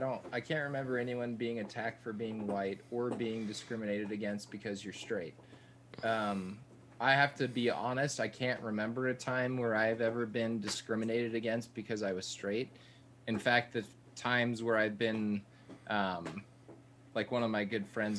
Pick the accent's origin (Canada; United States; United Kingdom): United States; South Texas; growing up in South Texas